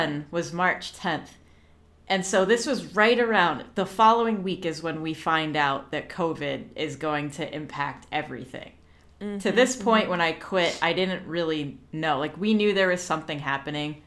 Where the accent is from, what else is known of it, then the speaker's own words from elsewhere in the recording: Orlando, Florida, United States; I grew up in Orlando, Florida.